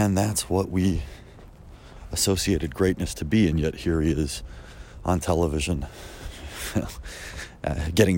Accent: Chicago, Illinois, United States; I grew up in Chicago

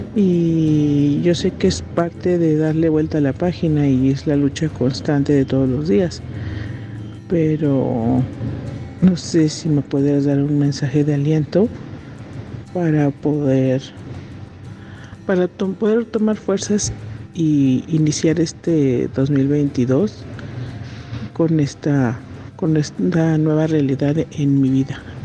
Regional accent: Mexico; soy mexicana

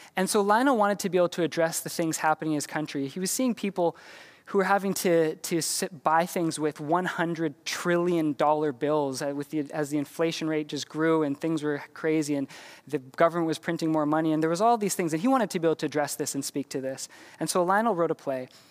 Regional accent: Canada; we're Canadian

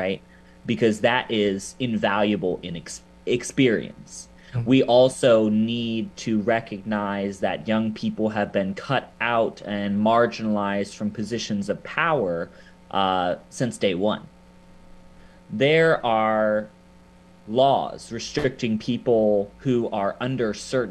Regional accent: Akron, Ohio, United States; moved away as an adult; this is my hometown, right? This is where I was born and raised

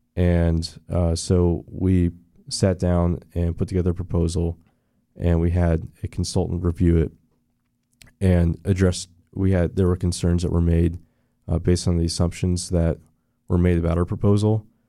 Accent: Orlando area, Florida, United States; also born or lived in Daytona, Florida / DeLand, Florida; I went to, uh, Cheney Elementary in the old Cheney area. So I grew up around here. Uh, we moved right before the recession to Daytona.

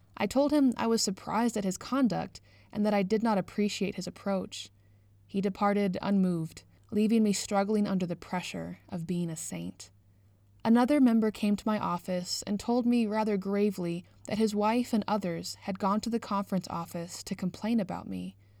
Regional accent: United Kingdom; now in Canada; I grew up in the United Kingdom

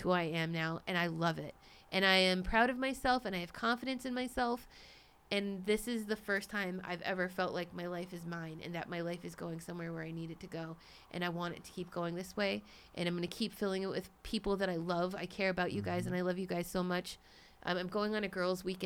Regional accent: Cambridge, Massachusetts, United States; moved away; I was born in Cambridge, Massachusetts. I lived in the East Coast.

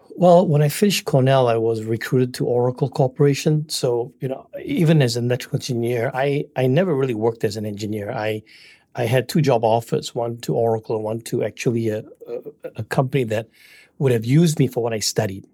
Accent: Singapore; moved away as an adult; also born or lived in Malaysia; now in United States; I'm from Singapore. I was born in Malaysia, and then my parents moved to Singapore when I was one year old.

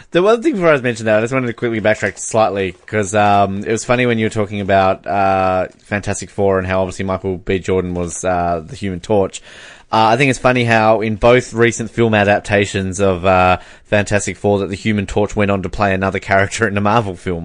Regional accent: Australia; as an Australian

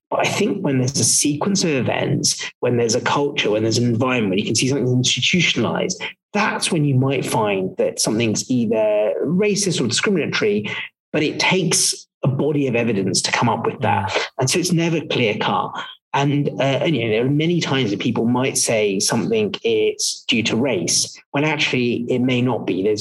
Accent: London, United Kingdom; also born or lived in West Africa / East Africa; I, I, I, lived for a little while in West Africa, then East Africa, and then mainly in, in the UK, in West London.

